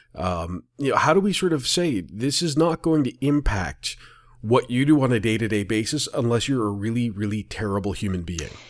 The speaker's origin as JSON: {"language": "English", "region": "Ontario", "country": "Canada", "said": "I'm from Ontario"}